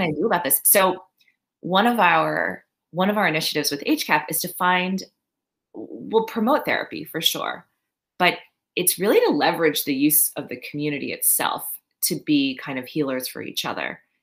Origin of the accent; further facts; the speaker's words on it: Maryland, United States; also born or lived in Long Island, New York; now in New York, United States; So I grew up in Maryland. I was born in Long Island